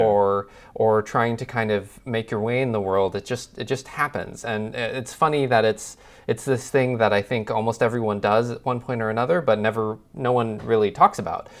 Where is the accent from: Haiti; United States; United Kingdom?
United States; Midwest; being a sort of Midwest boy myself